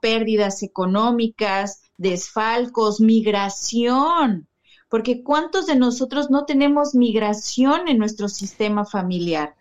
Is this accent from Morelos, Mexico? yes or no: yes; Cuernavaca, Morelos, Mexico; moved away as an adult; now in Mérida, Mexico; yo soy de México, de un de Morelos, Cuernavaca, Morelos. Actualmente justo me mudé a la ciudad de Mérida